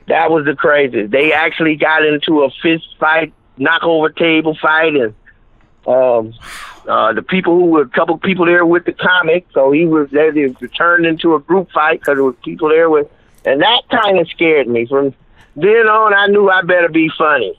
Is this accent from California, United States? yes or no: no; Akron, Ohio, United States; I'm from Akron, Ohio